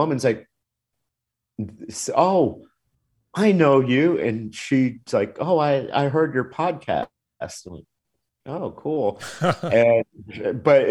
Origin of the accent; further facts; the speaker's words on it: Miami, Florida, United States; also born or lived in Louisiana; I grew up in Miami